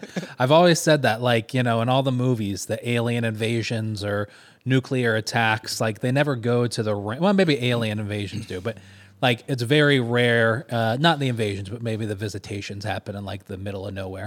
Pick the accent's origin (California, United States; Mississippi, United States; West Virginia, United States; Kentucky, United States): Kentucky, United States; moved away; also born or lived in Killeen, Texas / Syracuse, New York; we went back to Kentucky, where I'm originally from